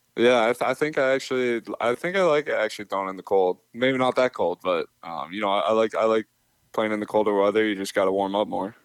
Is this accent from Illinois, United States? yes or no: no; Minnesota, United States; I'm from Minnesota